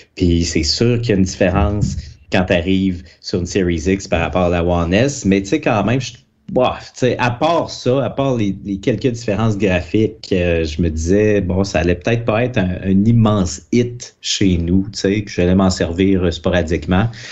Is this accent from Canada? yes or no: yes; Quebec City, Quebec, Canada; Moi, je suis de Québec